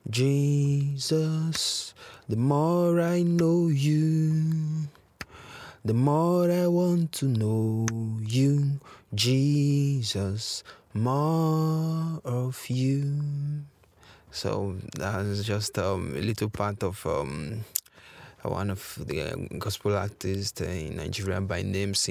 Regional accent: Guinea; Je viens de Guinée-Conakry.

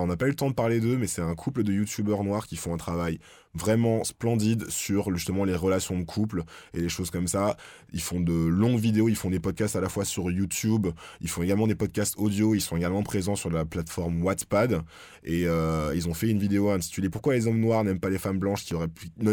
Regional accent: France; chez nous en France

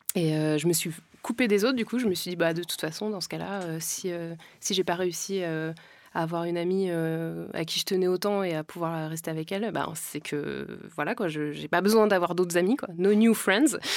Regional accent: France; je viens pas d'Afrique, je suis née en France

